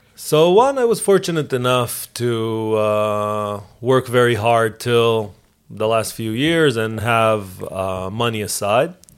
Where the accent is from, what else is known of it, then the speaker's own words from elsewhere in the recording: Israel; moved away; I know Hebrew because I grew up in Israel. I know English because I live here